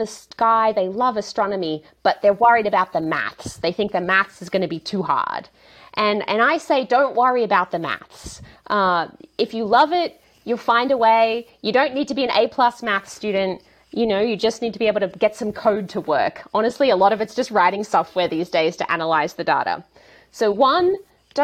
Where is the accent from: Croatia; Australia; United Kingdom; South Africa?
Australia; moved away as an adult; now in California, United States; I grew up in a really little town in the countryside of Australia